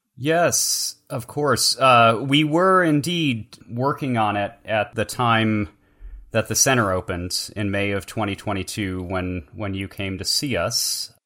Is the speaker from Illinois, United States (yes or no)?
yes; Chicago, Illinois, United States; now in Tulsa, United States; I am also from Chicago and still have family and friends up there